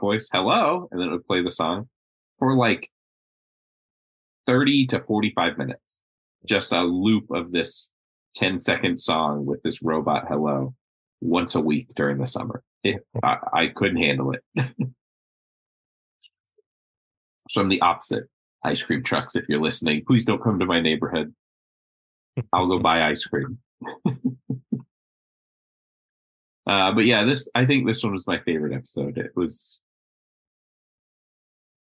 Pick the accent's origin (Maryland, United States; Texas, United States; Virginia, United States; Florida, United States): Florida, United States; I'm from Florida